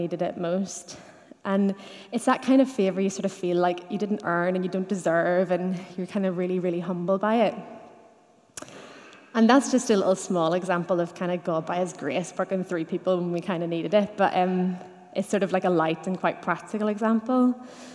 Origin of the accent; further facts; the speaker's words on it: Dungannon, Northern Ireland, United Kingdom; I grew up in Dungannon in the 90s, when it was normal to go to church